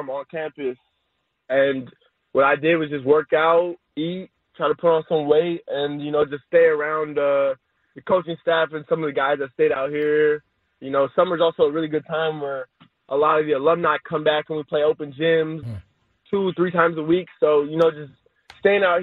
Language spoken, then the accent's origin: English; California, United States; I was born in California, I was raised in California, and I've only lived in California, so I think I could easily call myself a Cali kid